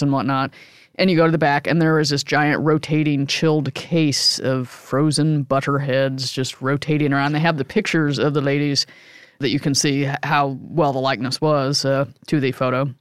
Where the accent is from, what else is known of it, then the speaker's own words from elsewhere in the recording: Midwest, United States; I grew up in the Midwest